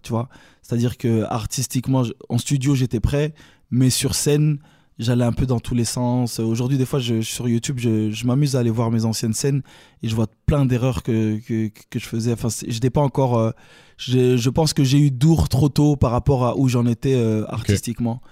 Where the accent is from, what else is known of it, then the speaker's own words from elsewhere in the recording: Brussels, Brussels-Capital Region, Belgium; accent: Belgian; je suis bruxellois, tu vois. Je, avec l'accent belge